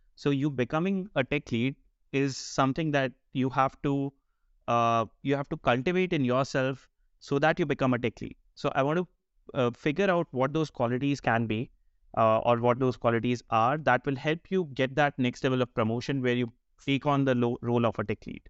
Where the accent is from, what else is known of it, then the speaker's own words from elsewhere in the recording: India; moved away as an adult; also born or lived in Bangalore, India; now in Denmark; I'm, I'm of Indian origin, currently based out of Denmark. Uh, recently moved there last year